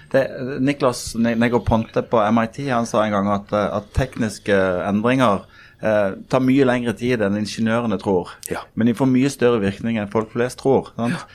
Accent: Norway; also born or lived in Kristiansund / Bergen / Kristiansand; now in Oslo, Norway; Jeg er født i Kristiansund, oppvokst i Bergen og Kristiansand

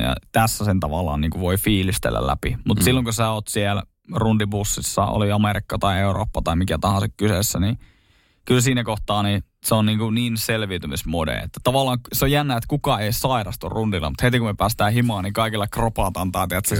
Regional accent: Oulunsalo, North Ostrobothnia, Finland; moved away; jos mä menen käymään Oulusalossa, sieltä mistä mä oon alun perin kotoisin

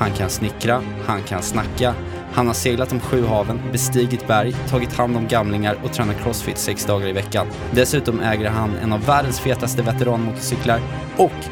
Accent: Stockholm, Stockholm County, Sweden; now in Esbjerg, Denmark

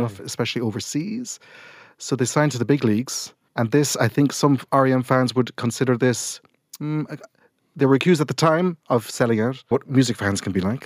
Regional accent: Millstreet, Munster, Ireland; where I grew up in Mill Street

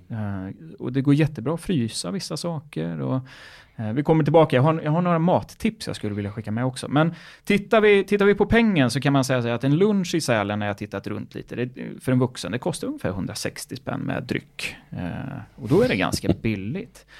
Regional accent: Örebro, Örebro County, Sweden; moved away; när jag gick i skolan så var vi iväg. Då, jag kom ju från Örebro.

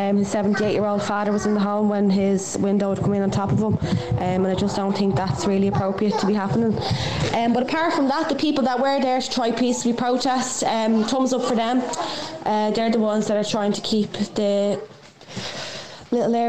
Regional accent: Ballybrack, Leinster, Ireland; moved away; I'm originally from Ballybrack

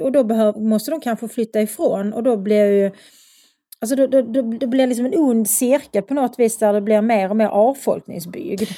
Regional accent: Skåne, Sweden; accent: broad Scanian; also born or lived in Lund; jag pratar mycket bred skånska

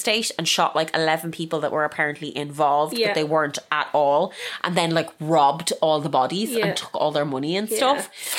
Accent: Ireland; because I'm Irish.

